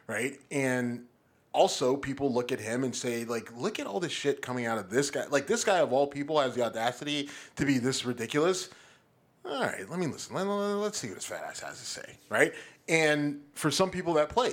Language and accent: English; Youngstown, Ohio, United States; I'm from Youngstown. Right. I grew up around a bunch of Italians